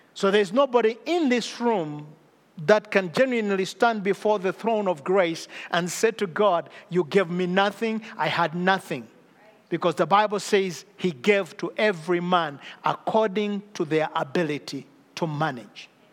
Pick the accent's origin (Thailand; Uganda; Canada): Uganda; I come from Uganda, I come from Africa